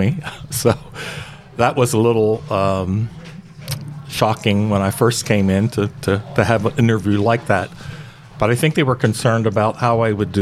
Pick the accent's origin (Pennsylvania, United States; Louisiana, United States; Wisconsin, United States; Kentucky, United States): Pennsylvania, United States; West Chester; also born or lived in Pottstown, Pennsylvania; when I was growing up in Westchester, where I was born and raised